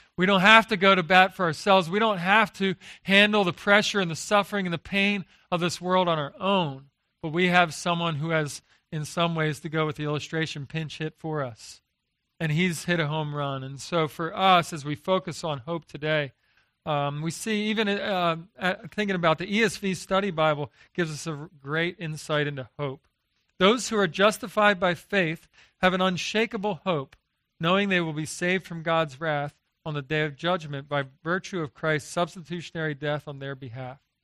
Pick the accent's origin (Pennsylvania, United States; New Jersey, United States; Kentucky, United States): Pennsylvania, United States; Philadelphia; moved away as an adult; now in Texas, United States; I grew up in Philadelphia, uh, but I married a, uh, a Texan